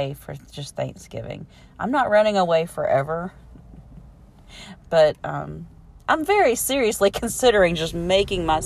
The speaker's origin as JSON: {"language": "English", "region": "Alabama", "country": "United States", "said": "I'm from Alabama"}